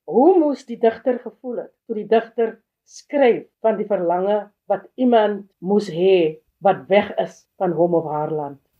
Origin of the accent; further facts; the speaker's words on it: Worcester, Western Cape, South Africa; now in Kuils River, South Africa; ek is gebore op Poster, 73 Kaap toe gekom